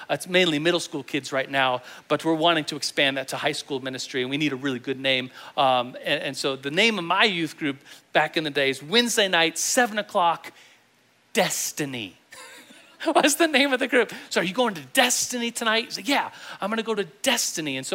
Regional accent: Germany; And I, uh, I grew up in Germany. I was an Air Force kid. My dad's in the Air Force.

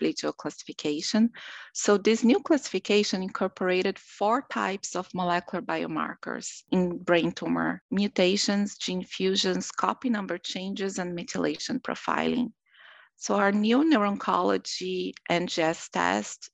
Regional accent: Brazil; moved away as an adult; now in Rochester, United States; I'm originally from Brazil, where I did my medical school and my anatomic pathology residency

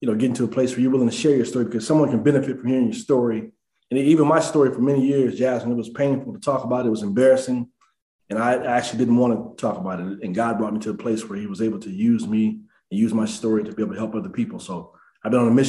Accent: Denver, Colorado, United States; I grew up in Denver, Colorado.

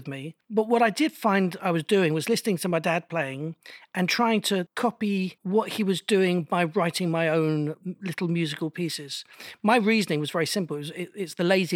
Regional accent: Bristol, South West England, United Kingdom; I was born in Bristol, grew up in a very musical family

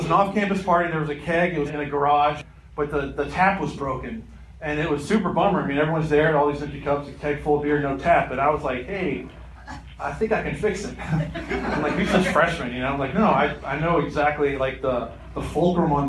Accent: Kentucky, United States; I'm from Kentucky

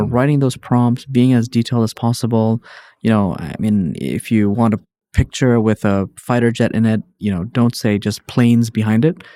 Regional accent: Hong Kong; moved away as an adult; also born or lived in New York, United States; born and raised in Hong Kong, spent a bunch of time there

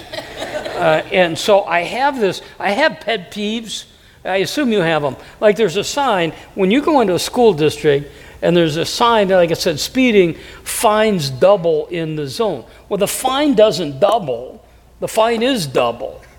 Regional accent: Davenport, Iowa, United States; moved away; I was raised in, in a, city, Davenport, it's 100,000 people

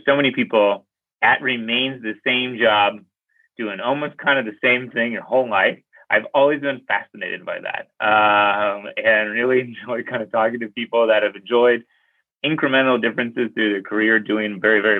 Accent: Pittsburgh, Pennsylvania, United States; I grew up in Pittsburgh, Pennsylvania. It's like a steel town kind of place.

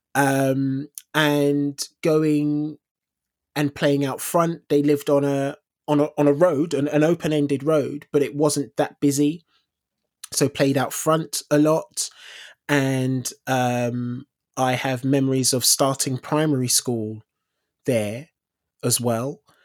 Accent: London, United Kingdom; moved away as an adult; also born or lived in Elephant and Castle / Tooting; I grew up in, I grew up in South London.

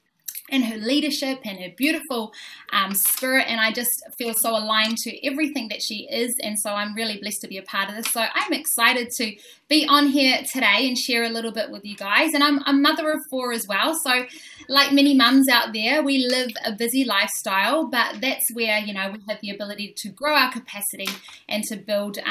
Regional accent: New Zealand; moved away as an adult; now in Gold Coast, Australia; I'm originally from New Zealand, an Indigenous Māori of New Zealand

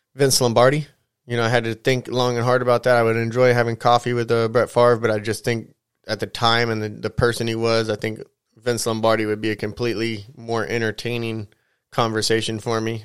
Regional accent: San Bernardino, California, United States; Being from the L.A. area, which we're not fans of L.A., I'm actually from the Inland Empire, the I.E. over here, San Bernardino

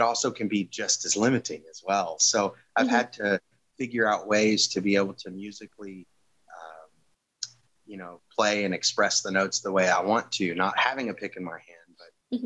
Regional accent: Southern Louisiana, United States; moved away; I'm from Southern Louisiana originally

